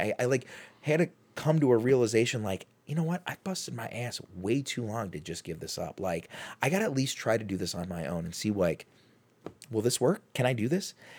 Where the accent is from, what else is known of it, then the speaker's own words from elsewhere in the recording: Chicago, Illinois, United States; now in Cleveland, United States; I'm from Chicago